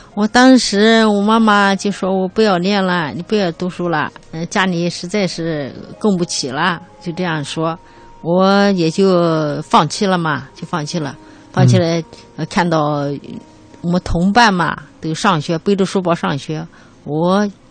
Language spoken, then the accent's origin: Chinese; Dabie Mountains, China; 我的老家就在大别山区